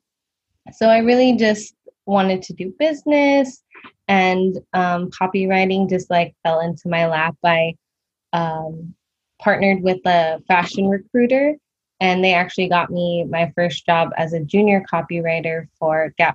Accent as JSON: {"language": "English", "area": "Bay Area", "region": "California", "country": "United States", "tie": "born or raised there", "said": "I am born and raised in the Bay Area, California"}